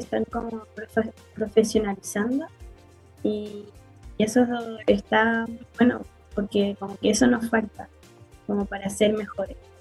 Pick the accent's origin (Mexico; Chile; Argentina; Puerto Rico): Chile; also born or lived in Memphis, United States; y ahí estuve un año y después volví a Chile.